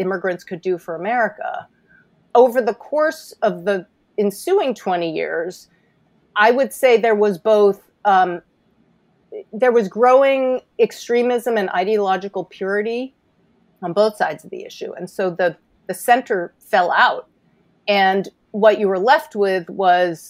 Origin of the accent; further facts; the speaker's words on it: New York City, New York, United States; I'm a native New York City girl